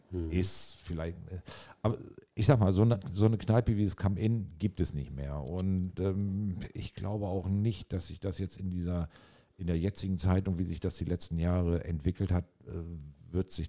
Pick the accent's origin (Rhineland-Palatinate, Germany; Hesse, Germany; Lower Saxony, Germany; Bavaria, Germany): Lower Saxony, Germany; Hardegsen; Aus dem Solling. Hardexen.